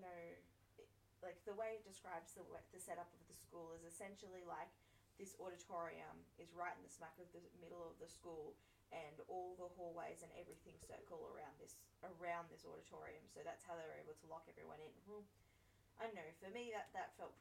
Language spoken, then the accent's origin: English; Australia; As an Australian